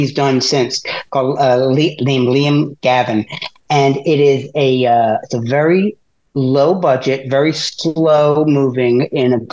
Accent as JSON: {"language": "English", "town": "Philadelphia", "region": "Pennsylvania", "country": "United States", "also_born_or_lived": "Rochester", "said": "I'm from Philly"}